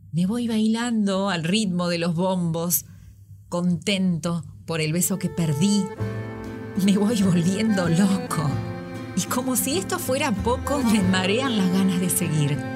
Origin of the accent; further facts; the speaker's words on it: Mercedes, Buenos Aires Province, Argentina; now in Bolivia; de Mercedes, provincia de Buenos Aires. Vivo en Bolivia desde hace 10 años